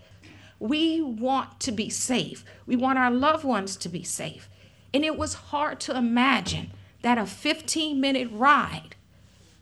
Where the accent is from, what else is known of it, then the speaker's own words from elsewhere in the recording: New Orleans, Louisiana, United States; I have lived in New Orleans before I was born. My mom went through Betsy, and I'm considered a Betsy baby. I was born in October 1965.